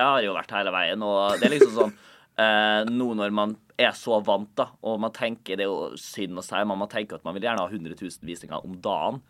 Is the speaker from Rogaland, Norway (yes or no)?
no; Molde, Møre og Romsdal, Norway; moved away; Jeg var hjemme i Molde og Eide